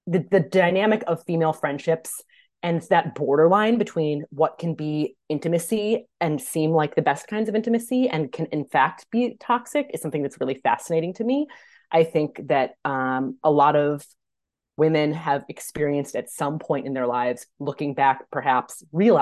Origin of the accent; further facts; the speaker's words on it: Minnesota, United States; I'm from Minnesota too